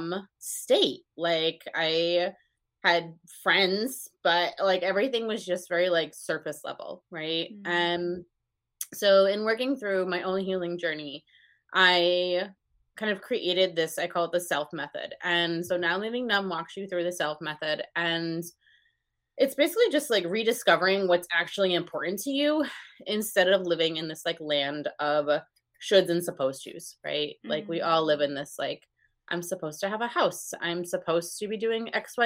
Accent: north of Albany, upstate New York, United States; I'm about 20 minutes north of Albany, just below Saratoga.

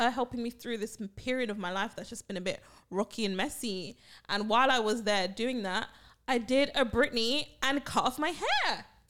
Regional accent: United Kingdom; also born or lived in Barbados; I am the British one, the British mummy

